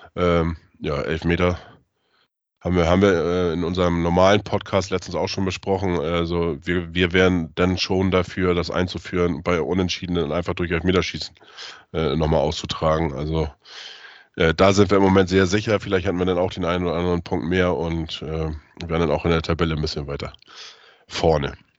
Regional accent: Neustadt in Holstein, Schleswig-Holstein, Germany; moved away; Meine Geburtsstadt ist Neustadt in Holstein.

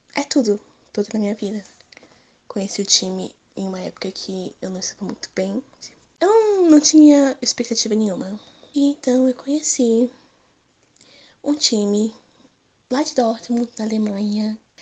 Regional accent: Belo Horizonte, Minas Gerais, Brazil; tenho 22 anos e sou de Belo Horizonte

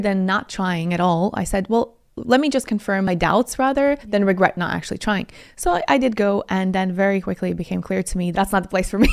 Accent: Latvia; also born or lived in Italy / Moscow; now in United Kingdom; And I'm from Latvia originally, but I also live in Italy for almost six years

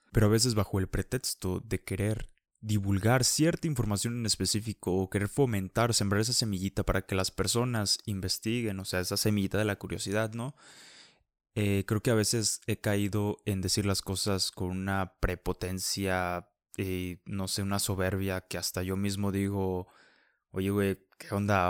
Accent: Mexico; como mexicanos somos

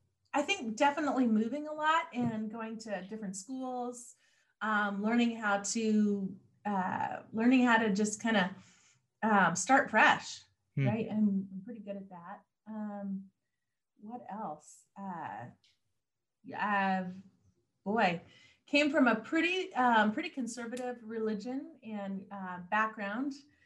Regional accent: Mount Vernon, Washington, United States; born there; also born or lived in Bellingham / Seattle / Anchorage, Alaska / Southern California; No. I was born in Mount Vernon. We lived everywhere from Bellingham to Seattle, Anchorage, Alaska. I spent a couple summers growing up down in Southern California.

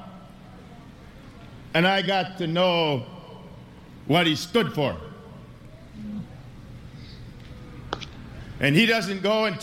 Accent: Princeton, Minnesota, United States; I came from Princeton, Minnesota. It's a little town in north of Minneapolis. We had an outhouse.

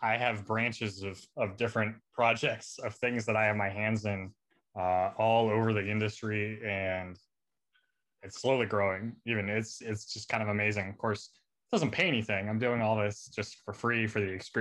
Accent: San Diego, California, United States; I grew up here in San Diego. I'm in San Diego now. That's where I grew up.

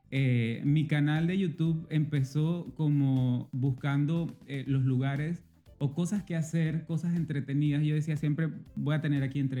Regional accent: Veraguas, Panama; soy de, de, Veragua

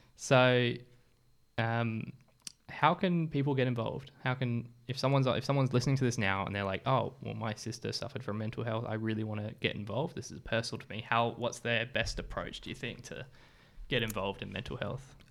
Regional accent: England, United Kingdom; now in Australia; I was from England as well.

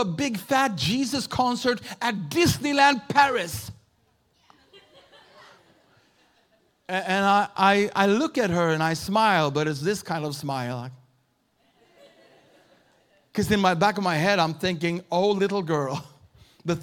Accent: Sweden; also born or lived in Uppsala, Sweden / Houston, Texas; I'm a pastor from Sweden.

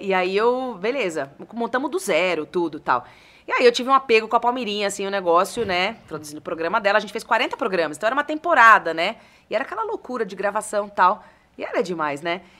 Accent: Bariri, São Paulo, Brazil; moved away; eu sou nascida em São Paulo mesmo. Mas Legal. a minha família, e onde eu fui praticamente criada na minha infância, é de Bariri, que é uma cidade pertinho de Jaú, ali, região de Bauru

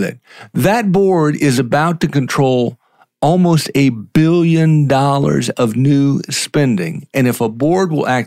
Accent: Charleston, South Carolina, United States; also born or lived in South Florida; I grew up here, but I was born in South Florida

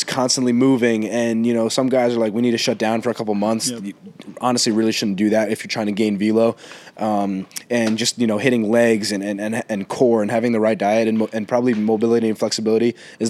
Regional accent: New City, New York, United States; also born or lived in Greenwich, Connecticut; I'm from New City, New York. I go to school in Greenwich, Connecticut, Brunswick School

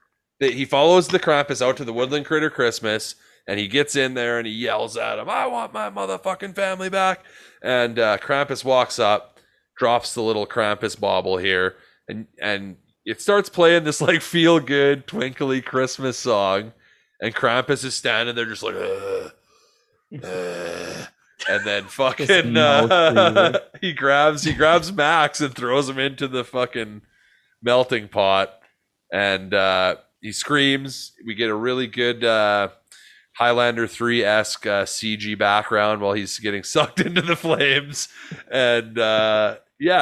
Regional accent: Canada; As Canadian boys

